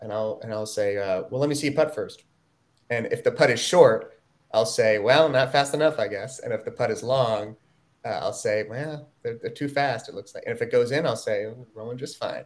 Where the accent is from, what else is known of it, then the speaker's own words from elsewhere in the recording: Ithaca, New York, United States; I grew up in Ithaca